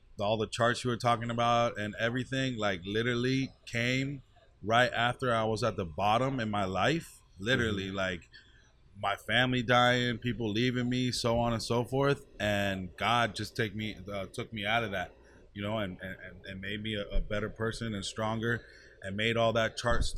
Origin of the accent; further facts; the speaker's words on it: Miami, Florida, United States; I'm born and raised in Dade County, and I'm here for Miami, and I rep it till I die.